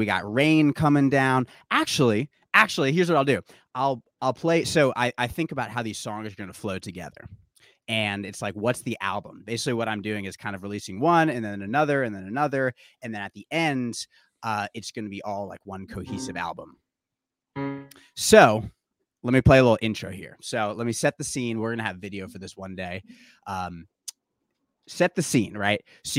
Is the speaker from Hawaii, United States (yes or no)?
no; Brooklyn, New York, United States; it's kind of about my life and growing up in Brooklyn, you know, living in my parents' house.